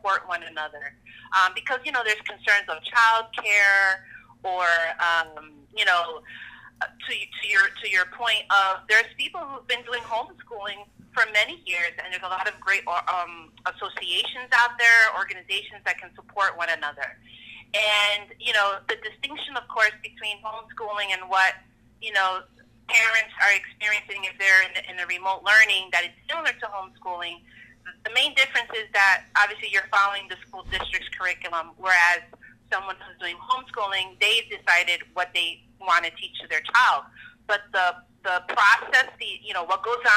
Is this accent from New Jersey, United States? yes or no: yes; Newark, New Jersey, United States; as a kid growing up, I grew up in Newark. I'm from Newark originally.